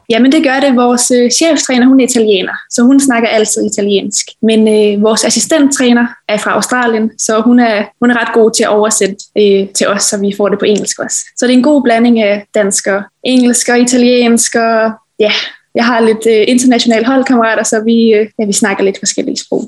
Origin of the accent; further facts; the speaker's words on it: Kværndrup, Southern Denmark, Denmark; also born or lived in Odense; jeg startede jo som lille i Kværndrup Boldklub, og det var jo sammen med alle mine veninder øhm, hjemme fra Kværndrup af